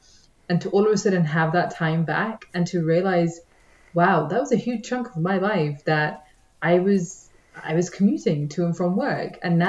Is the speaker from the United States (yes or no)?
no; Manchester, North West England, United Kingdom; now in London, United Kingdom; I'm not originally from London, so when I moved to the city, it was always a case of the trade-off is going to be you live closer to work, because if I wanted to live further out, I would have stayed where I was and maybe tried to do like a ridiculous journey from Manchester